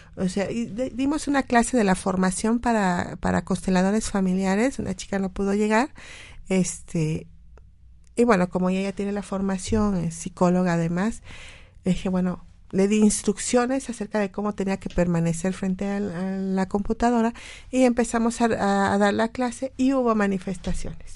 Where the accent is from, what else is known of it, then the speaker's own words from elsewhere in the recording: Mexico; como mexicanos